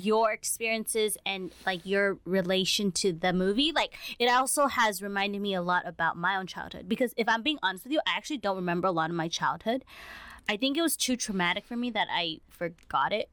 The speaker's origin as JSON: {"language": "English", "country": "United States", "said": "as Asian American kids"}